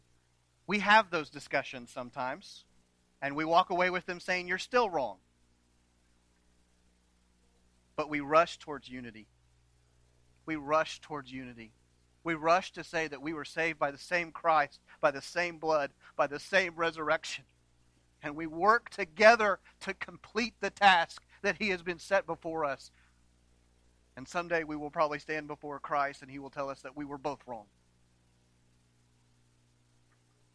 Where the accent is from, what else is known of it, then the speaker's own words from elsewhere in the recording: New London, United States; I grew up in New London